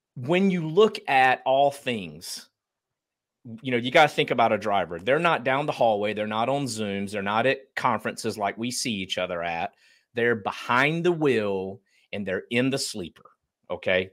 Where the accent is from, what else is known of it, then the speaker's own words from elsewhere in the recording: Eastern North Carolina, United States; But I grew up in Eastern North Carolina, very, uh, blue collar family